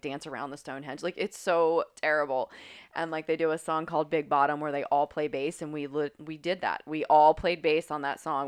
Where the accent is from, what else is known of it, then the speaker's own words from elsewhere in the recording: Grafton, West Virginia, United States; moved away; I grew up in Grafton, West Virginia.